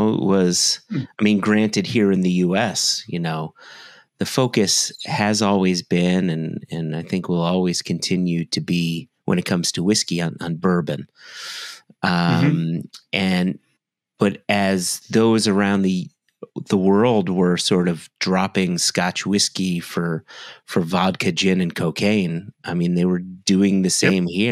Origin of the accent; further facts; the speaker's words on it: United States; as an American bourbon drinker